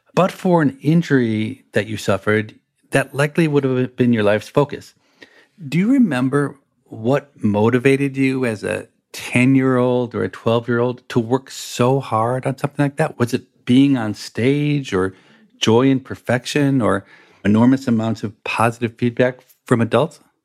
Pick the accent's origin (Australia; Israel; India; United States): United States; I'm American